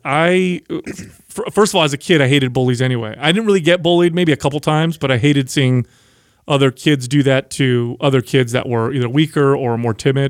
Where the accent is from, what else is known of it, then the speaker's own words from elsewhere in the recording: San Jose, California, United States; I grew up in South San Jose